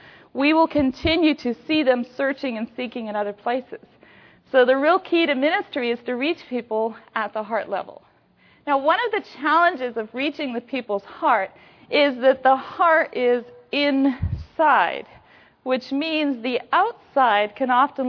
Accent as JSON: {"language": "English", "region": "Washington", "country": "United States", "said": "I come from Washington State, so I come from that northeast corner of here."}